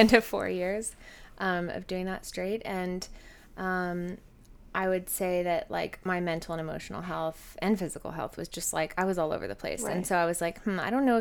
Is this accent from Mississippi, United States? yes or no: no; Southern California, United States; I was born and raised in Southern California